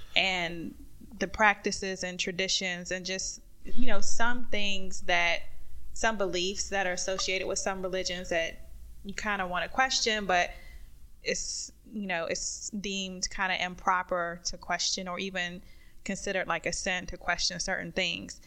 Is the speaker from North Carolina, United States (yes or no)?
yes; North Carolina, United States; growing up in North Carolina